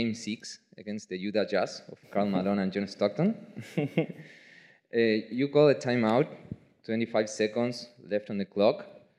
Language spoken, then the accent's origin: English; Argentina; class of 2023. Unlike Manu Ginobili, I'm from Argentina.